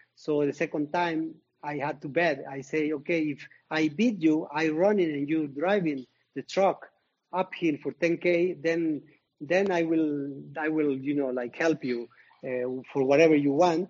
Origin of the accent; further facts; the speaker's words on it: Zacatlán, Puebla, Mexico; my hometown, Zacatlán de las Manzanas, is in the state of Puebla